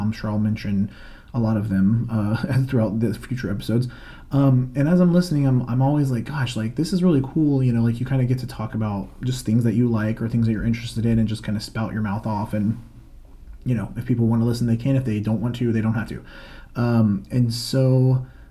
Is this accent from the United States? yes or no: yes; Florida, United States; I'm from Florida, currently based there as well in the Orlando area.